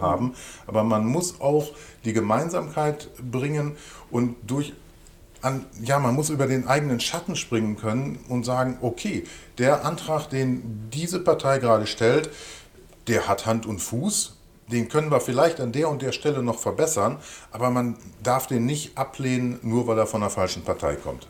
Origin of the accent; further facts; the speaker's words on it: Hövelhof, North Rhine-Westphalia, Germany; Der ländliche Raum, also sprich in diesem Falle dann Hövenhof oder der Kreis Paderborn, wird absolut meine Heimat bleiben